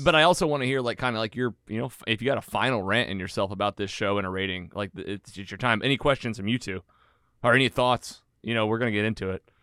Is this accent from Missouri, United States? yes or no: yes; Bonne Terre, Missouri, United States; bond terrors where I grew up in Missouri